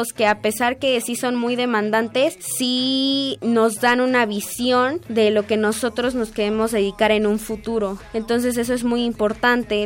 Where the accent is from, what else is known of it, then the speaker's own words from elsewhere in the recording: Mexico City, Mexico; Yo nací aquí en la Ciudad de México el 28 de agosto del año 2000